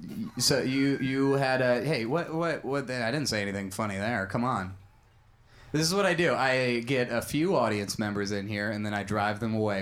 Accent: Bloomington, Minnesota, United States; Suburban Minneapolis, Minnesota.

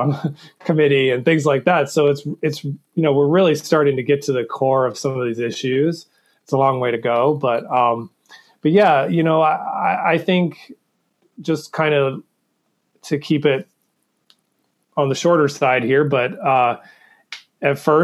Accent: the South, United States; I grew up in the South

